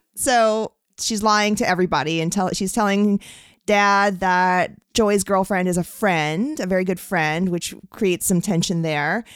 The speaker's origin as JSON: {"language": "English", "region": "California", "country": "United States", "said": "I'm a Californian"}